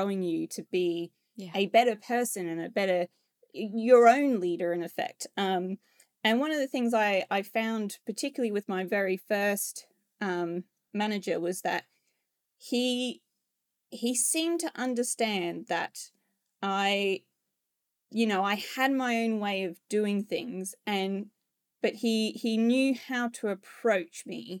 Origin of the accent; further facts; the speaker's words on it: Australia; now in United Kingdom; And I know as an Australian, like we are very to the point nation. We're not rude in any way, but obviously when I came to the UK, I discovered very quickly that my directness doesn't quite equate to how that is perceived in the UK.